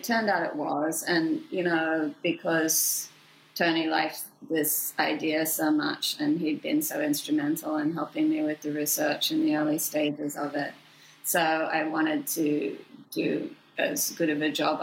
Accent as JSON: {"language": "English", "town": "Sydney", "region": "New South Wales", "country": "Australia", "tie": "born or raised there", "moved": "as an adult", "said": "I'd gone to work as a newspaper reporter in my hometown, Sydney, Australia"}